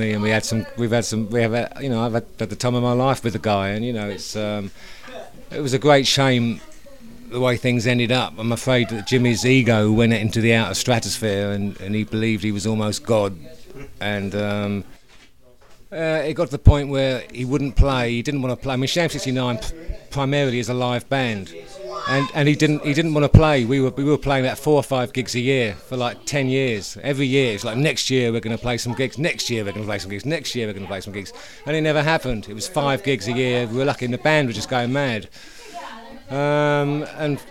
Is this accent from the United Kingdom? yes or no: yes; Hersham, South East England, United Kingdom; also born or lived in Walton-on-Thames; I'm from originally from a place called Hersham